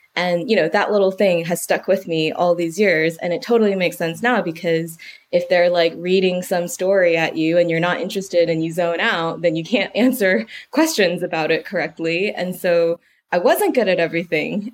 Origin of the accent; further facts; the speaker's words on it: United States; moved away as an adult; now in United Kingdom; I'm American